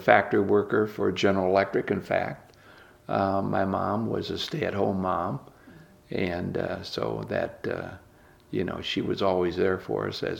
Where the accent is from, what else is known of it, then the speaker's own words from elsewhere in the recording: Fort Wayne, Indiana, United States; I was born and raised right here in Fort Wayne